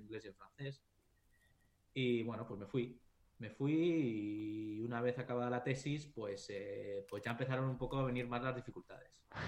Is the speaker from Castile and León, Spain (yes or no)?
yes; Valladolid, Castile and León, Spain; moved away as an adult; also born or lived in Japan; now in Sweden; soy de Valladolid